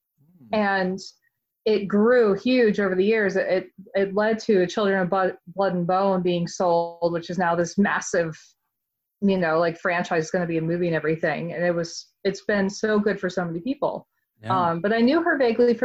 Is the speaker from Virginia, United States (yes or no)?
no; Atlanta, Georgia, United States; moved away as an adult; now in Salem, United States; I'm originally from Atlanta